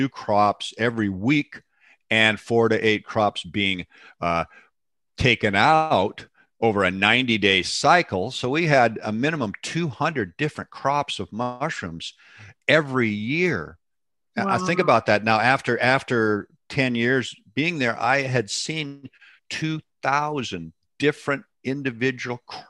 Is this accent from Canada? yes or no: no; Seattle, Washington, United States; I was raised in Seattle